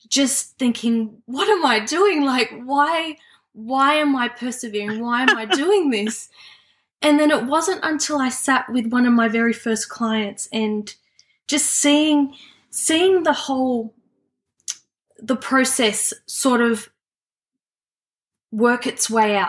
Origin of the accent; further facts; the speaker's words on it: Sydney, New South Wales, Australia; I was born and live in Western Sydney